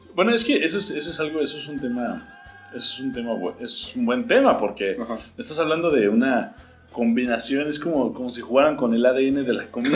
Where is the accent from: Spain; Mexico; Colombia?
Mexico; yo soy mexicano